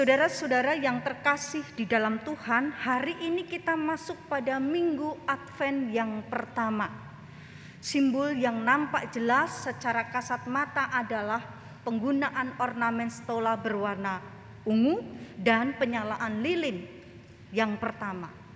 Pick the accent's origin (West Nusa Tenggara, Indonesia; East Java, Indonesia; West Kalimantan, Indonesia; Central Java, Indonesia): Central Java, Indonesia; Klaten; Saya asalnya Klaten